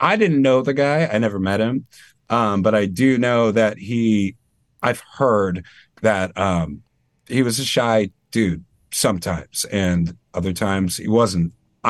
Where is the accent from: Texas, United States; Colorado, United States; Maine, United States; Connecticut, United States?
Maine, United States; I mean, I don't really sound like I'm from Maine either. Like I don't think I have much of a Maine accent.